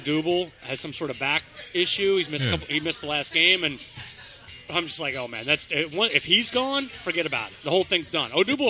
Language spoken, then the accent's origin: English; Virginia, United States; I'm from Virginia